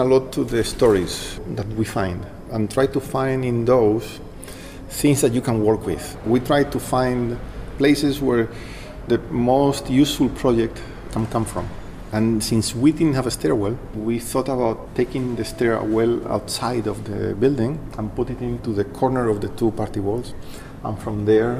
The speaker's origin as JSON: {"language": "English", "town": "Madrid", "region": "Community of Madrid", "country": "Spain", "also_born_or_lived": "Princeton", "said": "I'm an architect from Madrid. I studied architecture in Madrid and did a master's at Princeton, and I have an office of architecture in Madrid."}